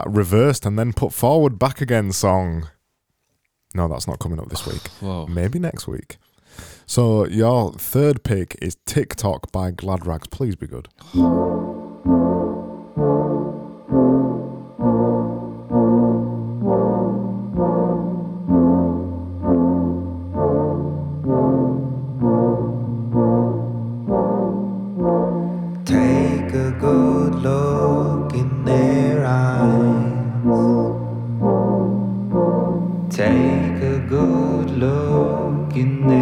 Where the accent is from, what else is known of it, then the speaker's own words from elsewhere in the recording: the north of England, United Kingdom; we're from Up North.